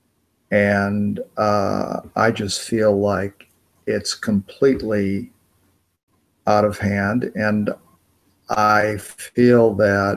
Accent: United States; I'm an American

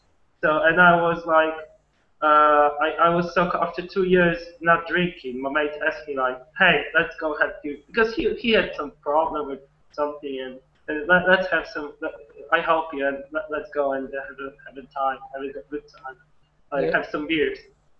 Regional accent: Poland; moved away; I'm from Poland.

